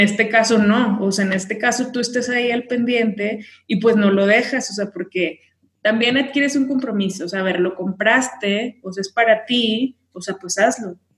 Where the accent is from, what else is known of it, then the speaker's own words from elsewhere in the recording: Tamaulipas, Mexico; moved away as an adult; now in Mexico City, Mexico; vivo en Ciudad de México, pero soy de Tamaulipas